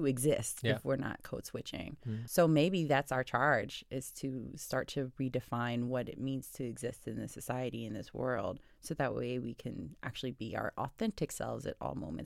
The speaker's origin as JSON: {"language": "English", "town": "Detroit", "region": "Michigan", "country": "United States", "said": "I'm from Detroit, and I learned how to drive in Detroit."}